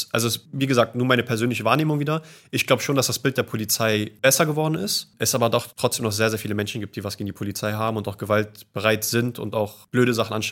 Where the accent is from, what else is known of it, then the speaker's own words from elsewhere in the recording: Berlin, Germany; Ich bin Berliner. Okay. Ich bin Berliner Kreuzberger.